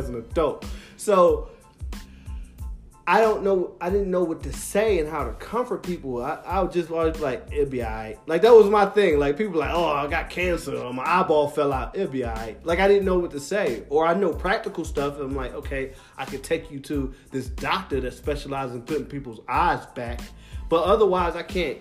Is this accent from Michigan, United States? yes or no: no; Philadelphia, Pennsylvania, United States; I'm from Philadelphia